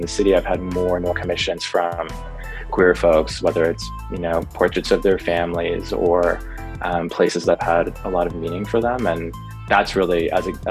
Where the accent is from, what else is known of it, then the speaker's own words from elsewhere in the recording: Vancouver, British Columbia, Canada; moved away as an adult; now in Toronto, Canada; I live in Toronto. I'm based out of downtown Toronto, but I'm originally from Vancouver